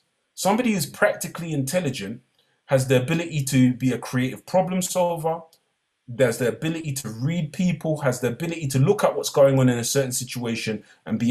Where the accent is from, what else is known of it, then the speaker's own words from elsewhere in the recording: London, United Kingdom; I came from East London